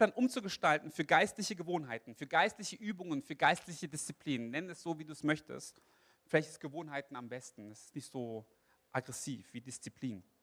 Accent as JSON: {"language": "German", "country": "South Korea", "said": "Wisst ihr, ich bin Koreaner und koreanische Gemeinden, die haben ein Fable für Morgengebet."}